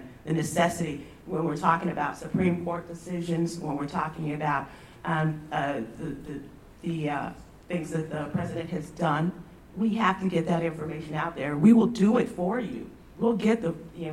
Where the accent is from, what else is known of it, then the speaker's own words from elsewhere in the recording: Texas, United States; I'm from Texas